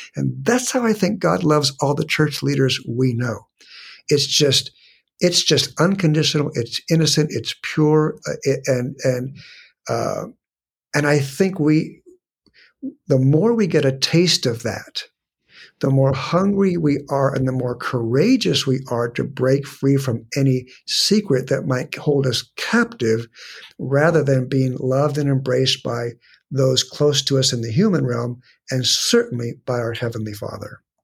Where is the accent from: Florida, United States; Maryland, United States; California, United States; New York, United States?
California, United States; San Diego; I was born and raised in San Diego